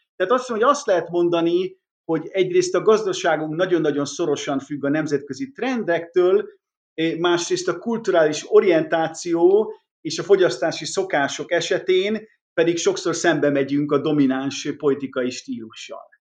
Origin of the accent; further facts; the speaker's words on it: Hungary; mi zsigerileg magyarként elutasítjuk